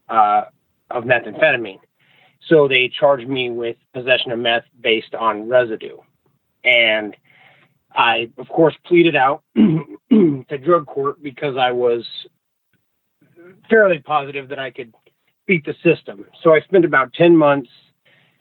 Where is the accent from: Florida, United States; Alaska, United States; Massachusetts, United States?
Alaska, United States; Anchorage; moved away as an adult; now in Idaho, United States; I spent most of my life growing up in Anchorage, Alaska